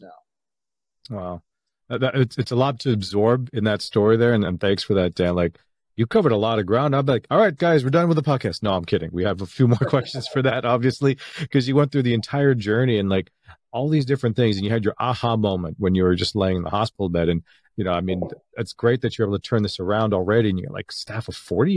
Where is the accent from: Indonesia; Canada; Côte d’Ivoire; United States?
Canada; Canada, obviously, I was born in Canada